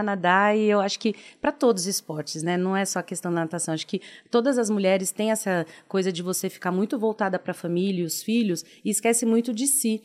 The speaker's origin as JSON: {"language": "Portuguese", "region": "São Paulo", "country": "Brazil", "tie": "born or raised there", "said": "Sou de São Paulo, extremo da Zona Leste"}